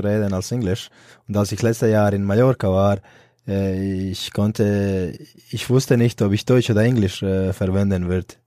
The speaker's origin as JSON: {"language": "German", "town": "Split", "region": "Split-Dalmatia County", "country": "Croatia", "tie": "born or raised there", "second_language": "German", "moved": "as an adult", "lives_now": "Erlangen, Germany", "said": "ich bin in Split groß geworden und aufgewachsen"}